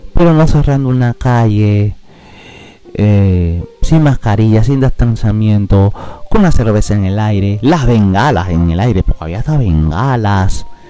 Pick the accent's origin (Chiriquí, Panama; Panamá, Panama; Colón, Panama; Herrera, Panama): Colón, Panama; Yo soy de Colón